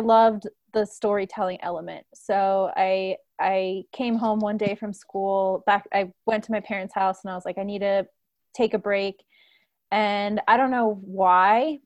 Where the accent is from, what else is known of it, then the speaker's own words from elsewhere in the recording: Washington, District of Columbia, United States; now in Denver, United States; I grew up in Washington, D.C.